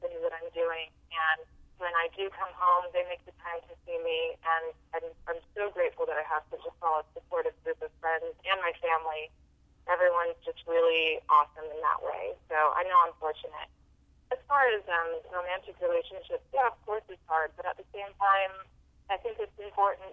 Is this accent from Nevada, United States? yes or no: no; Southern California, United States; I grew up in Southern California